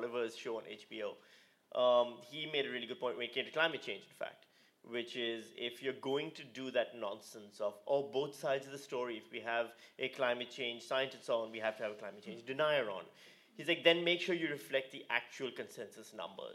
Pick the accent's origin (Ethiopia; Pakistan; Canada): Pakistan; now in Australia; I'm from Pakistan